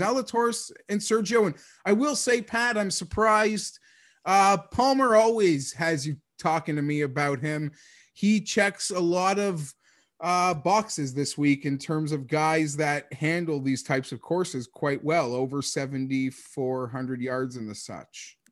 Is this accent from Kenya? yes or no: no; Canada; we're Canadian